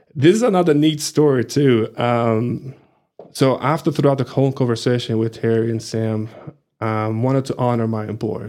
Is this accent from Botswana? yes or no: no; Rio de Janeiro, Brazil; English is a second language; moved away as an adult; also born or lived in Plainview, Texas; now in Amarillo, United States; I'm originally from Brazil, from Rio de Janeiro